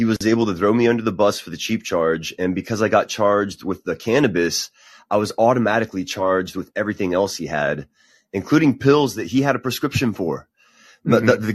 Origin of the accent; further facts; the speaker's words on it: Helotes, Texas, United States; When I was growing up in Helotes